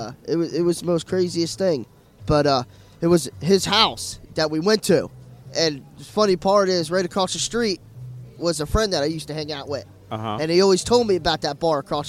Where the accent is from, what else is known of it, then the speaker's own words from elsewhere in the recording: Melbourne, Florida, United States; also born or lived in Tennessee; Melbourne, Florida.